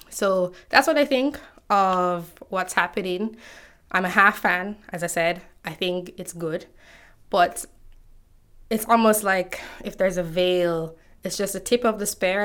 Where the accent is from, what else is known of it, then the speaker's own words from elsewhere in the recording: Jamaica; One of the books we had to read in high school growing up in Jamaica